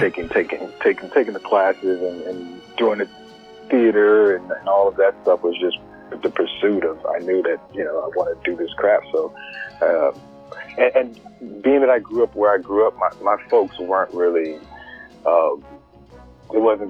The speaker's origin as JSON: {"language": "English", "town": "Spring", "region": "Texas", "country": "United States", "tie": "born or raised there", "said": "growing up in Spring, Texas"}